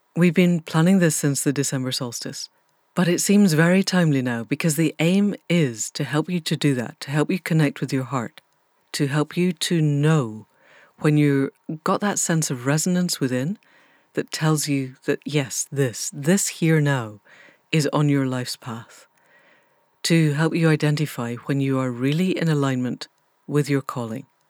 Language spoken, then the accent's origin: English; Scotland, United Kingdom; moved away; also born or lived in England; I grew up in Scotland